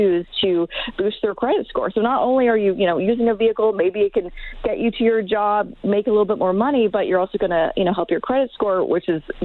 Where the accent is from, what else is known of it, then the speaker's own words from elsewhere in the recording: suburb outside of Vancouver, British Columbia, Canada; moved away; my hometown in the suburb outside of Vancouver